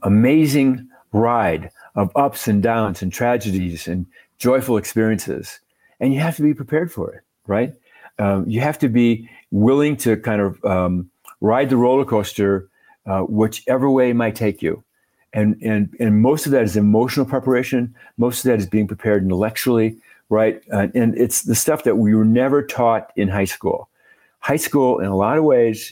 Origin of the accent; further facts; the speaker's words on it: Minnesota, United States; now in Santa Fe, United States; I'm from Minnesota originally. I grew up in the land of, 30 below and blizzards